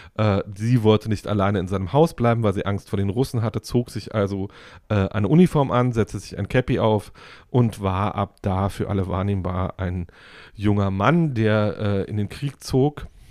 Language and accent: German; Woltersdorf, Brandenburg, Germany; Ich bin in Woltersdorf groß geworden